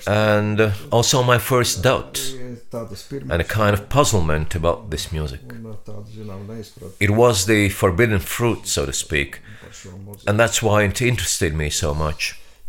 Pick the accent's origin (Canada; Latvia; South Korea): Latvia; English is a second language; He was aware, of course, that I was from Latvia